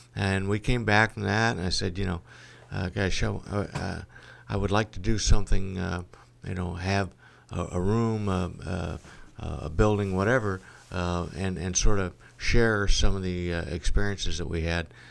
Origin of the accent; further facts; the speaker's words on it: Galesburg, Illinois, United States; also born or lived in Monmouth, Illinois / Texas; born and raised in Galesburg